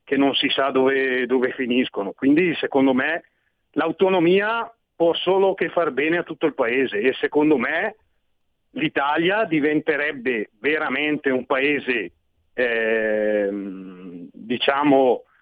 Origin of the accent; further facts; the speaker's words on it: Switzerland; born there; forse perché io sono nato in Svizzera, quindi i miei primi anni di vita ho provato sulla pelle cosa vuol dire federalismo.